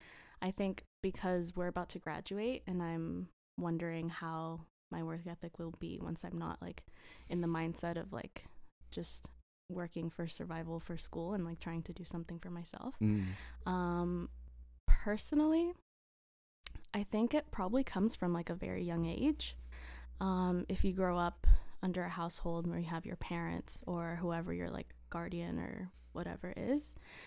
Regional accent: Costa Rica; I'm from Costa Rica. I'm 23 years old.

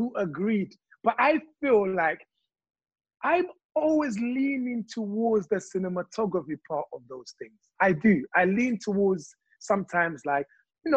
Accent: DR Congo; now in United Kingdom; I grew up on that in Congo

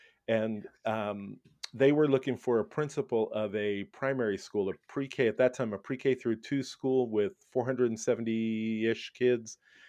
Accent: Brooklyn, New York, United States; I was born and raised in Brooklyn, New York, the garden spot of America. Happy to be a New Yorker. I had such a great upbringing in New York, and it's a great place to grow up, I have to say.

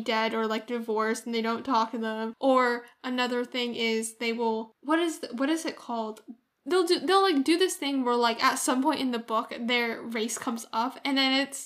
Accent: United States; I'm American

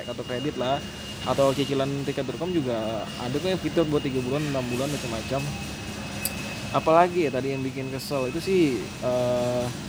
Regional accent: Pontianak, West Kalimantan, Indonesia; bahasa Melayu sana keledar kita Pontianak

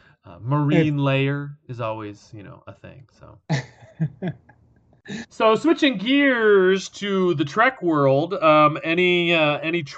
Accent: Orange County, California, United States; growing up in Orange County, like we didn't have air conditioning for 30 years

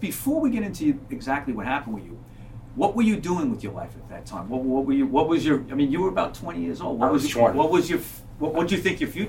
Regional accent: New York City, New York, United States; I was from Queens too.

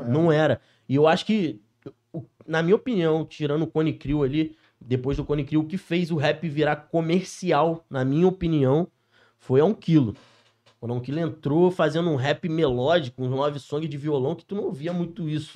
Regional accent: Niterói, Rio de Janeiro, Brazil; Sou cria lá da CCD, Niterói, Cocada

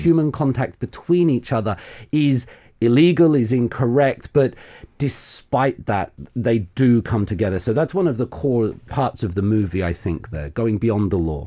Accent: South of England, United Kingdom; moved away as an adult; now in Korea; I'm from the United Kingdom. Mm-hmm. Um, I'm from the south of England. I've been in Korea nearly coming up to 20 years now.

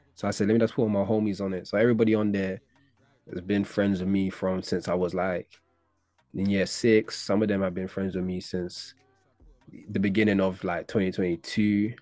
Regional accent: London, United Kingdom; But from East, I was from Hackney

